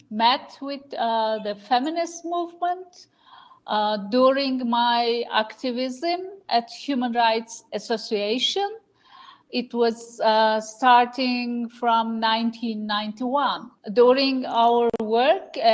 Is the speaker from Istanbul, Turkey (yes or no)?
no; Ankara, Turkey; born there; I was born here in Ankara in 1968.